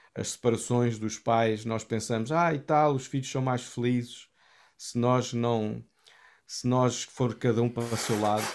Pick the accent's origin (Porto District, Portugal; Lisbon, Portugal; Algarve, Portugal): Lisbon, Portugal; Cascais; eu cresci na Assembleia de Deus, fazia parte da Assembleia de Deus de Cascais